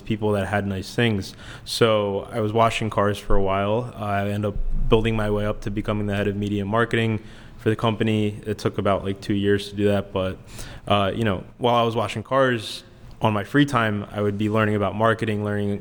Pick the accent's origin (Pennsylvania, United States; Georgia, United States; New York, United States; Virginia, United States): Pennsylvania, United States; Philadelphia; I grew up in Northeast Philadelphia, which is pretty local to here